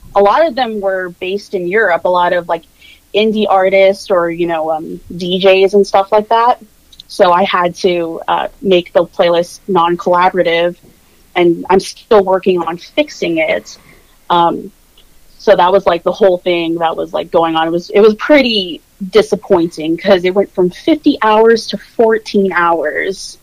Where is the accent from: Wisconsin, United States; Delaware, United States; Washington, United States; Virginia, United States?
Virginia, United States; Norfolk; accent: general American; I grew up in Virginia Beach, Norfolk, Virginia, very heavy military presence